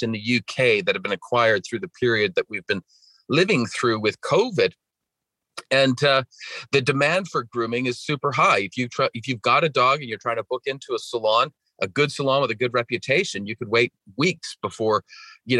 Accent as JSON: {"language": "English", "region": "British Columbia", "country": "Canada", "tie": "born or raised there", "accent": "Canadian", "said": "My accent is from Canada. I grew up in Western Canada and British Columbia."}